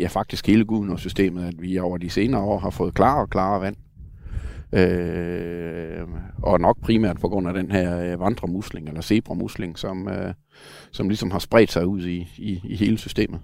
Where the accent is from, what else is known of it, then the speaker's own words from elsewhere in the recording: Denmark; jeg kommer fra Sønderland, hvor vi havde nogle lokale mosehuller